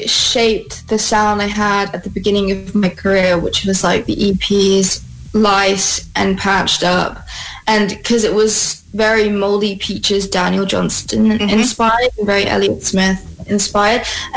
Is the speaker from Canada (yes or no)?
no; Philippines; Both my parents are from Philippines. My dad's from Marinduque